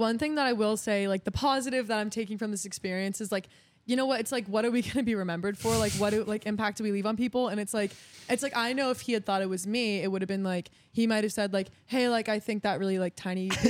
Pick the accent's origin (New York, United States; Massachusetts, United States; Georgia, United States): Massachusetts, United States; Hopkinton; moved away; I'm from Massachusetts. I'm from a town called Hopkinton.